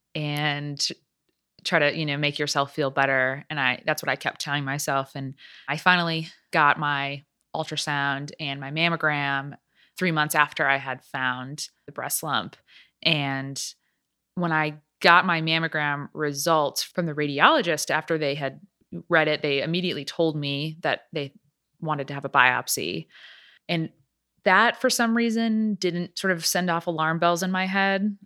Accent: Chicago, Illinois, United States; moved away as an adult; also born or lived in Atlanta, Georgia; now in Nashville, United States; I am from the Chicago area

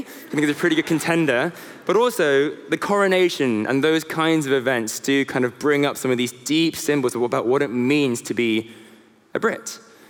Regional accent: South Korea; now in London, United Kingdom; So I am a son, I'm a husband, I'm a South Korean, I am a Londoner

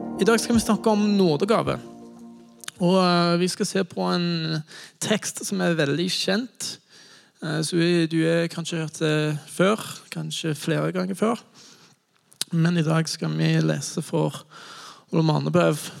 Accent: United States; Norwegian is a second language; moved away as an adult; now in Norway; Jeg kommer fra USA

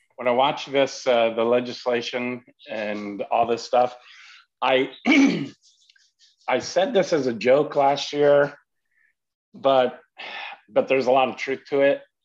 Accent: Idaho, United States; I grew up in Idaho

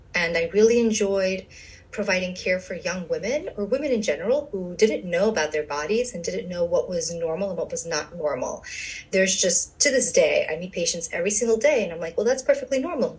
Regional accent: New York City, New York, United States; moved away as an adult; also born or lived in USSR / Long Island, New York / Bronx, New York; now in New Jersey, United States; I am from uh, the USSR, and we came to the States when I was two, and I grew up in Brooklyn

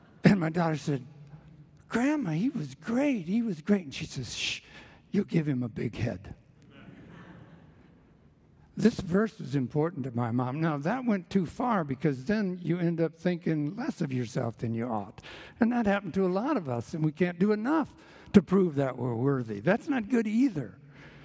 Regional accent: Northwest Iowa, United States; moved away as an adult; also born or lived in Southwest Michigan; I was from Northwest Iowa

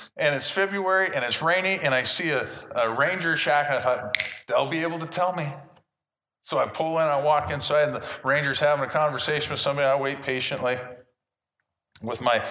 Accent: Washington, United States; I said, Washington State

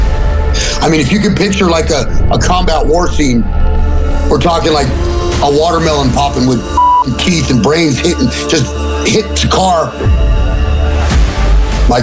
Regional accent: Los Angeles, California, United States; also born or lived in Mission Hills / Sun Valley; I grew up in like the north or the east part of the San Fernando Valley

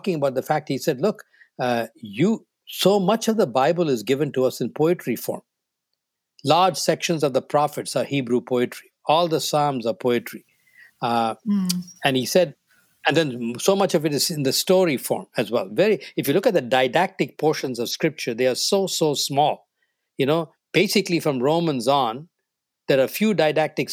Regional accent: New Delhi, Delhi, India; first language Tamil; English is a second language; moved away as an adult; now in North America; I grew up in New Delhi in North India

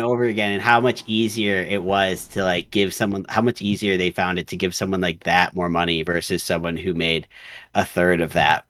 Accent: Chicago, Illinois, United States; I grew up playing hockey in Chicago

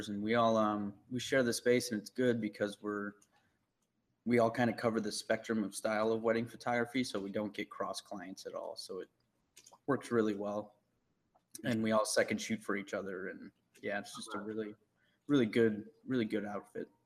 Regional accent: St. Louis, Missouri, United States; I'm born and raised in St. Louis.

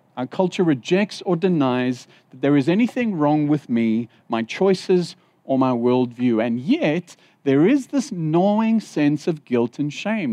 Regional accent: Zimbabwe; moved away; When I was in Zimbabwe, I was born in Zimbabwe.

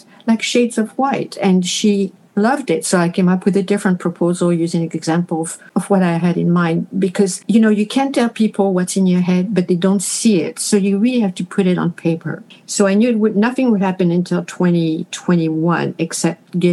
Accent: Paris, Île-de-France, France; moved away as an adult; also born or lived in Montreal, Canada / Quebec, Canada / Manitoba, Canada; now in Canada; I was born and raised in Paris

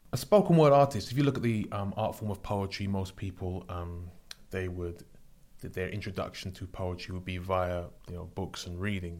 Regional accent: London, United Kingdom; I grew up in London

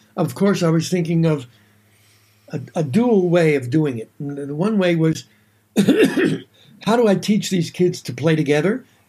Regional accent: Philadelphia, Pennsylvania, United States; moved away; I was born in Philadelphia

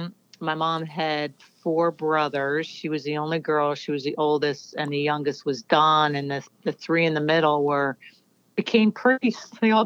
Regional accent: Bernardsville, New Jersey, United States; I grew up in a very small town called Bernardsville, New Jersey. And I lived on this road named Pill Hill Road.

